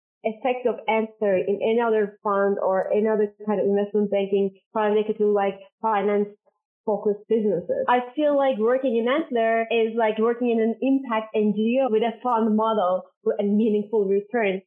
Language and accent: English; Istanbul, Turkey; moved away as an adult; also born or lived in United States / Norway; So I was born and raised in Istanbul in Turkey